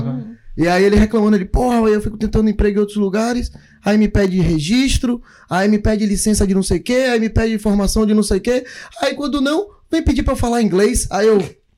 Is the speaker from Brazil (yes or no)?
yes; Brazil; now in New Zealand; a gente veio do Brasil